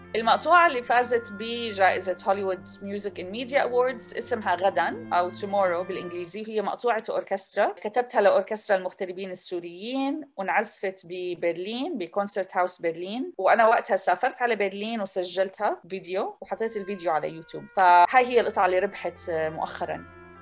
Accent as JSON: {"language": "Arabic", "country": "Jordan", "tie": "born or raised there", "moved": "yes", "lives_now": "Canada", "said": "انولدت وتربيت بالأردن"}